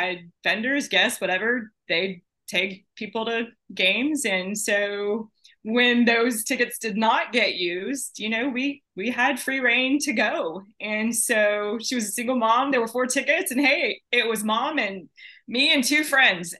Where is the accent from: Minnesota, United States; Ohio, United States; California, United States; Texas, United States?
Texas, United States; Lake Jackson; the first Buc-ee's was actually in my hometown. In Lake Jackson. So yeah, I grew up with Buc-ee's